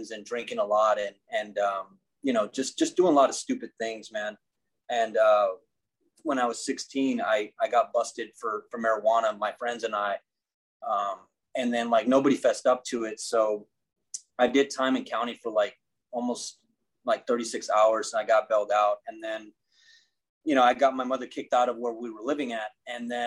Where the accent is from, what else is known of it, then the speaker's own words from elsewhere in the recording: Corpus Christi, Texas, United States; I grew up in South Texas, in a town called Corpus Christi.